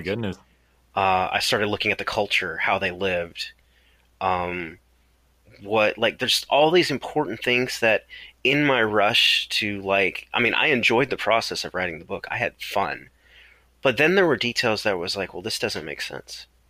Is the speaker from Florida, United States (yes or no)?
yes; Palatka, Florida, United States; I grew up in Florida in uh, near St. Augustine, small town called Palatka